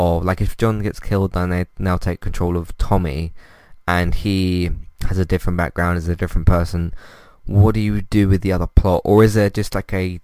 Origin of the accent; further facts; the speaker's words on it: United Kingdom; As a British person myself